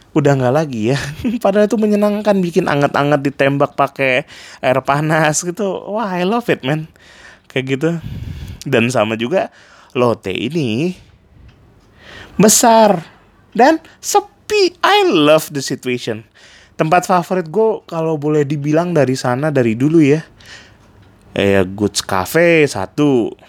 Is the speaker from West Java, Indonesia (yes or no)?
yes; Bandung, West Java, Indonesia; now in Jakarta, Indonesia; waktu pertama kali gue datang dari Bandung buat interview kerja di Jakarta.